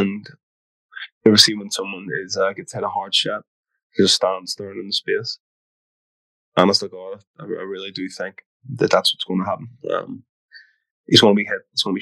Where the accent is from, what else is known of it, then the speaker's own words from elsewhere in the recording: Belfast, Northern Ireland, United Kingdom; we're both from St. James